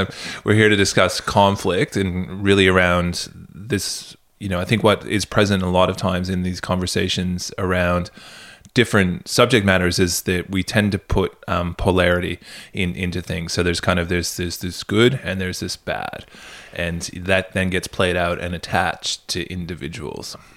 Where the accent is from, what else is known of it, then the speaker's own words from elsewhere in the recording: Canada; moved away; where I grew up in Canada